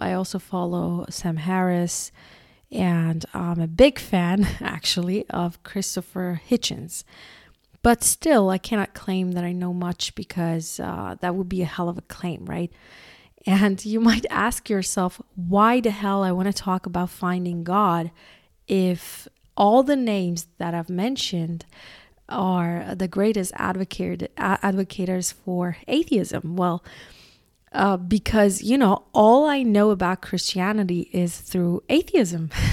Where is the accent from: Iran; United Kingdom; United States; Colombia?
Iran; I was born in Iran